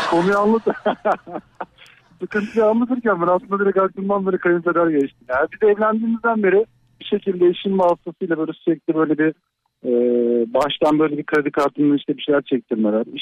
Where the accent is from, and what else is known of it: İzmit, Kocaeli, Turkey